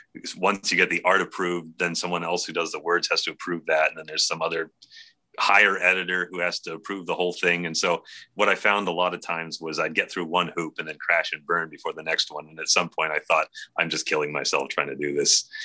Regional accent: Bay Area, California, United States; moved away as an adult; also born or lived in Oregon; We grew up in the in the Bay Area.

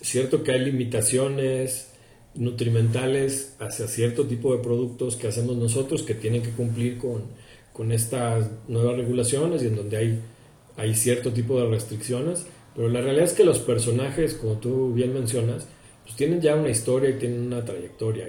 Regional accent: Mexico; soy mexicano

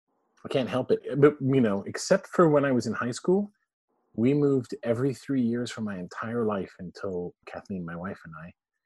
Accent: Canada; born there; I mean, I was born in Canada. We had parents who were British.

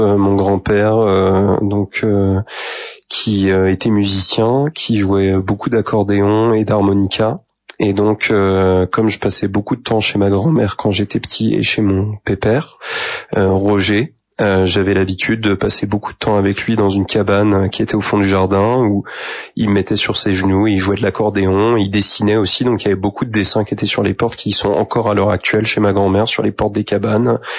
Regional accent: Saint-Mathurin-sur-Loire, Pays de la Loire, France; also born or lived in Angers; j'ai grandi après à Saint-Mathurin, euh, donc entre Angers et Saumur

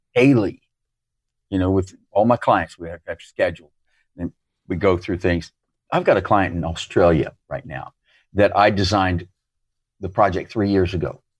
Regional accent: United States; moved away; as an American

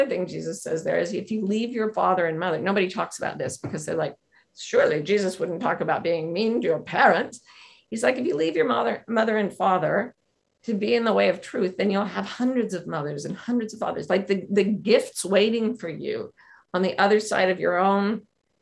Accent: Utah, United States; moved away; I grew up in Utah in an ultra-Mormon family.

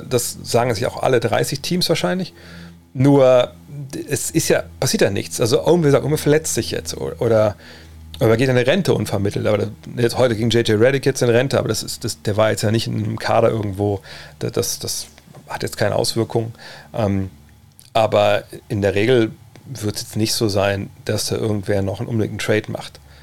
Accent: Wolfsburg, Lower Saxony, Germany; bei uns im, im, in Westhagen, im Problemstadtteil von Wolfsburg

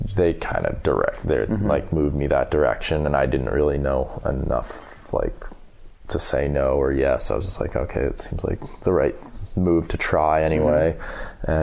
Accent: Whitefield, New Hampshire, United States; also born or lived in Wyoming; I grew up in Whitefield, New Hampshire, which is like maybe, I don't even know, maybe 3,000 people.

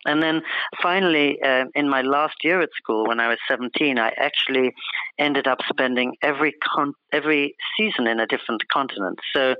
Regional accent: California, United States; also born or lived in Oxford, England; I was born in Oxford, England, to parents from India, and then we moved to California when I was seven, so suddenly, by the time I was in the second grade, I was this curious little character with an Indian face and an English voice

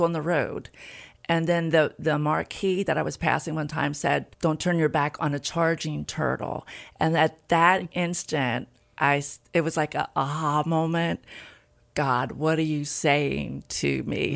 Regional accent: Hartley, Delaware, United States; also born or lived in Tulsa, Oklahoma / Felton, Delaware; now in Milford, United States; I grew up in Hartley, Delaware.

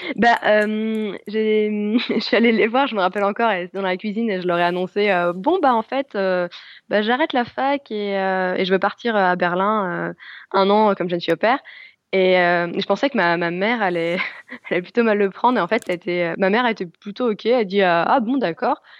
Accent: France; moved away as an adult; now in Germany; en tant que Française

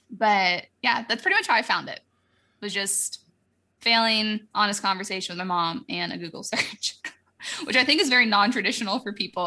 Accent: Florida, United States; moved away; I'm from Florida, like, we have hurricanes

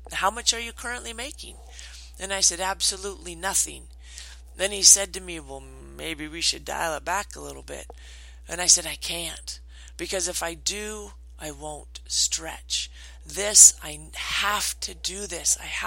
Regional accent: Washington, United States; moved away; I grew up in Washington.

